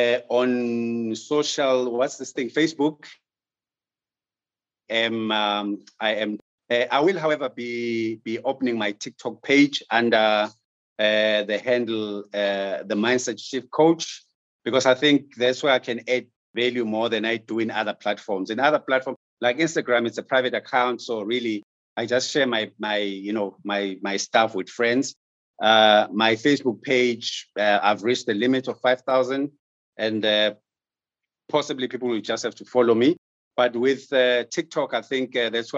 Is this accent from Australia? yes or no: no; South Africa; as a South African business person